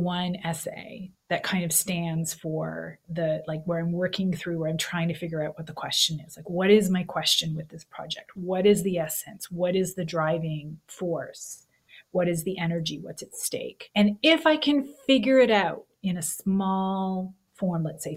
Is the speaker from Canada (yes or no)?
yes; Canada; moved away as an adult; also born or lived in Missouri, United States; now in Texas, United States; as a Canadian living in gun country